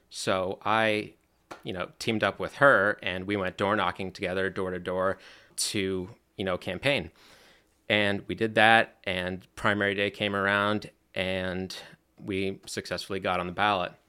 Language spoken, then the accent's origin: English; Slatington, Pennsylvania, United States; born and raised in Slangton